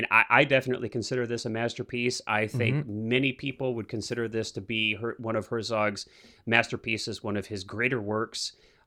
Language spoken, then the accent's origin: English; Midwest, United States; You know, I grew up in the Midwest where we have winters.